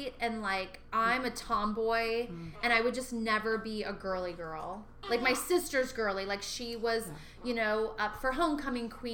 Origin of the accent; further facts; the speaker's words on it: Sierra Vista, Arizona, United States; moved away; also born or lived in Fort Hood, Texas; my hometown of Sierra Vista